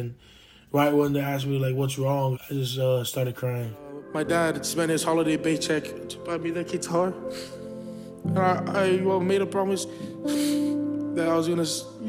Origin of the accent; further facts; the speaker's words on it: Hawaii, United States; my dad, he's a Tongan and Samoan. You know, growing up in Hawaii